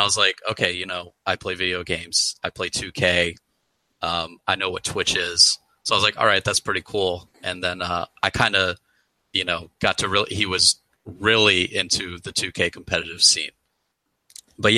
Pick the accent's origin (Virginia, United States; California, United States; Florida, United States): Virginia, United States; Stafford; I'm from a town called Stafford, Virginia. It's in Northern Virginia, about 40 minutes outside of D.C.